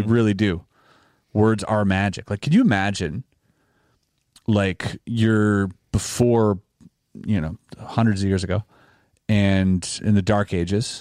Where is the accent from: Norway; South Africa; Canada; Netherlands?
Canada; we're Canadian